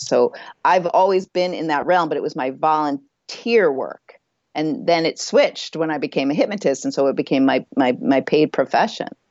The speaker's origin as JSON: {"language": "English", "region": "Midwest", "country": "United States", "tie": "born or raised there", "also_born_or_lived": "California", "moved": "as an adult", "said": "where I grew up in the Midwest"}